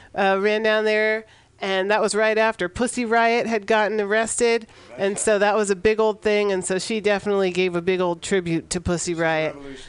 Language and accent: English; San Francisco, California, United States; in the Mission District of San Francisco, my hometown